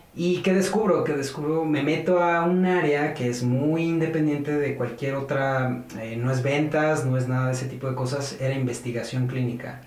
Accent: Cuernavaca, Morelos, Mexico; moved away as an adult; now in Mexico City, Mexico; Cuando estaba chico nos fuimos a Cuernavaca, me fui con mis papás a Cuernavaca a estudiar allá la primaria, pues, kinder, primaria, secundaria, prepa. Prácticamente yo soy un guayabo.

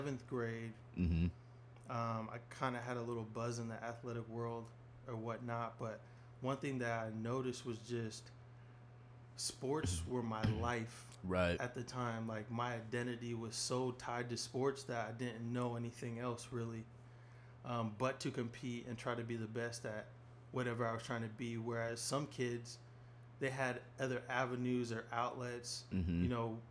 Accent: Seattle, Washington, United States; grew up in Seattle near Sandpoint

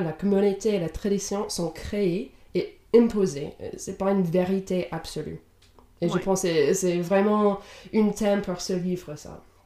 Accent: Indiana, United States; first language English; French is a second language; moved away as an adult; now in Europe; Je viens de Indiana aux États-Unis, mais j'habite en Europe depuis la fin de mes études

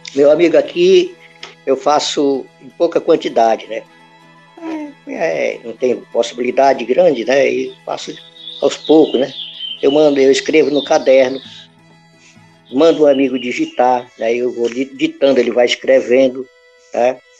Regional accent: Santa Maria do Pará, Pará, Brazil; also born or lived in Vigia de Nazaré; cidadezinha onde eu nasci

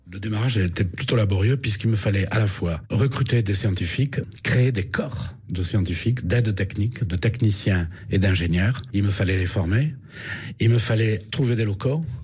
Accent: Rodez, Occitania, France; moved away as an adult; also born or lived in Paris; J'ai quitté Rodez

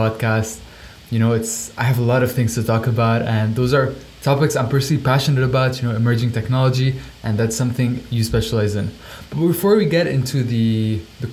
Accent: Lebanon; also born or lived in Canada; now in Dubai, United Arab Emirates; I grew up in Lebanon, moved to Canada, and now I'm in Dubai.

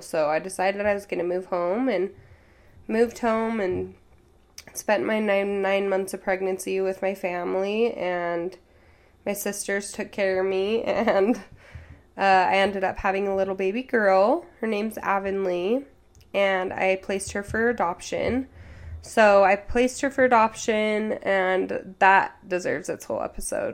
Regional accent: Utah, United States; we grew up in Utah County, so I've always lived in Utah

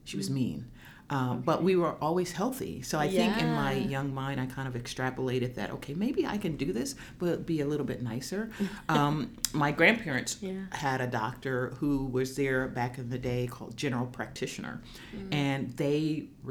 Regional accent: Oklahoma City, Oklahoma, United States; I grew up in Oklahoma City

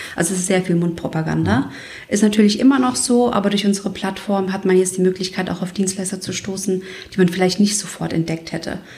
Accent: Kosovo; moved away; Ich bin ja aus dem Kosovo und wir sind fünf Kinder.

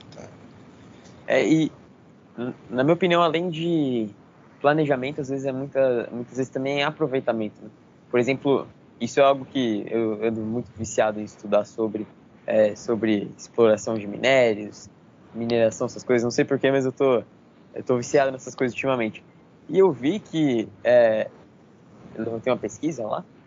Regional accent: Brazil; nós como brasileiros

